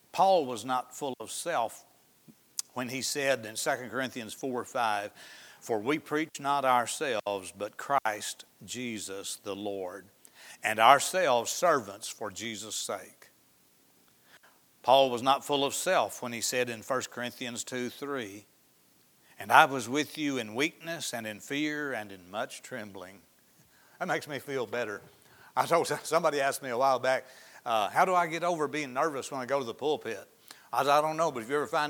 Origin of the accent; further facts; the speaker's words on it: Izard County, Arkansas, United States; where I grew up in Izzard County